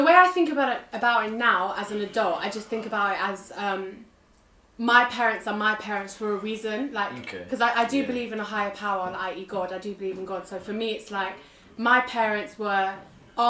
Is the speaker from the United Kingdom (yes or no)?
yes; United Kingdom; being British as well, because that's what I identify as well as being Turkish.